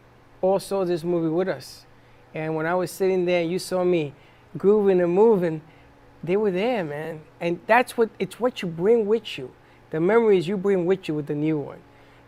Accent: New York City, New York, United States; I remember growing up in the South Bronx

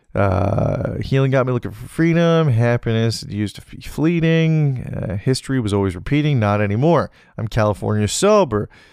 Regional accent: British Columbia, Canada; being back in beautiful British Columbia, being close to my hometown, being close to the Salmon Arm Wharf

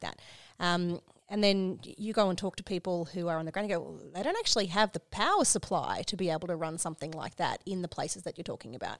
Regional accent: Queensland, Australia; I'm from Queensland

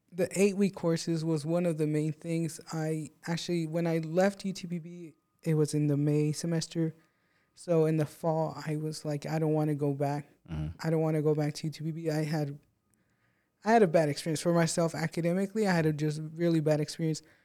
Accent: Presidio, Texas, United States; now in Odessa, United States; I came from Presidio, Texas, really small city, um, and small classes, small everything

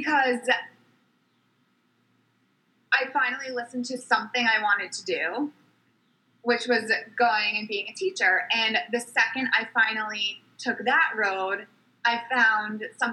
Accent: Fairfield County, Connecticut, United States; I grew up in Fairfield County, so on the East Coast

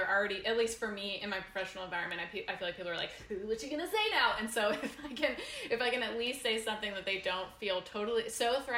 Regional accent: United States; moved away; we went back to my hometown of 2,000 people in rural America

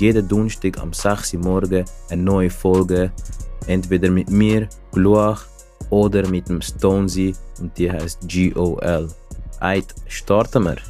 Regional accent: Zurich, Switzerland; ich komme aus Zürich

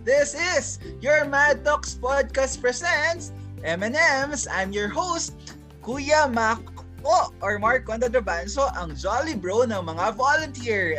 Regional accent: Bangsamoro, Philippines; also born or lived in Zamboanga; now in Metro Manila, Philippines; I am actually from Basilan. Ayan, galing po ako Basilan, doon ako lumaki, tapos we transferred in sa Buanga

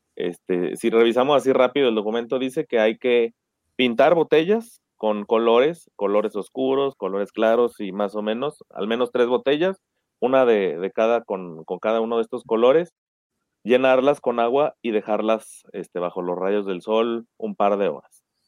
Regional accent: Aguascalientes, Mexico; yo soy de Aguascalientes

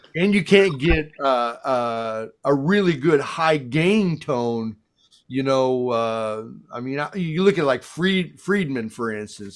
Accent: Chicago, Illinois, United States; I'm from Chicago.

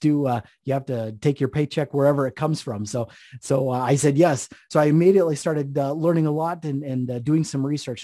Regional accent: Idaho, United States; moved away as an adult; also born or lived in Orlando, Florida; I moved back to my home state of Idaho

